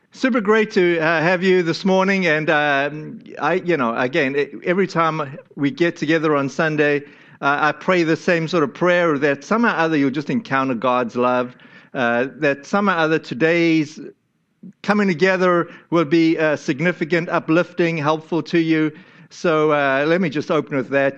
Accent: South Africa; moved away; my home country, to South Africa

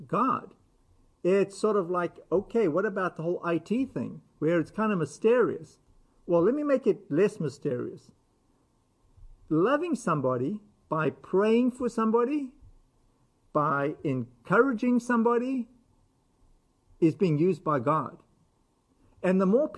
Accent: United States; we as American Christians

